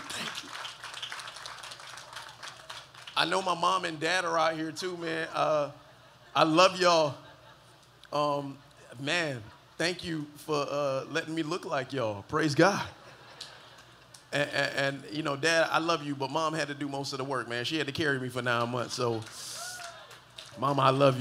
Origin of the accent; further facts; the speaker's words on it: Miami Gardens, Florida, United States; I was born and raised in the county of Dade, 305, holla at your boy, Carroll City.